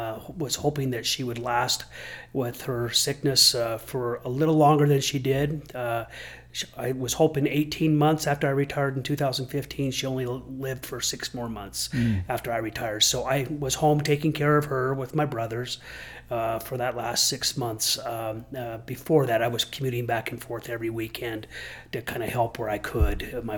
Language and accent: English; Midvale, Utah, United States; also born or lived in Draper, Utah; I grew up in Draper, Midvale area. I grew up in Midvale for the first 13 years of my life and then Draper the rest of my life. And so that's back when Draper was a farm town and I loved it.